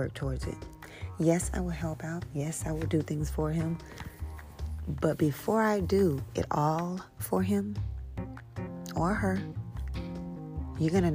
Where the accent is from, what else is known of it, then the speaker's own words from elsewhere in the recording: St. Louis, Missouri, United States; also born or lived in Texas; I'm from St. Louis. I'm from Texas, but I was raised in St. Louis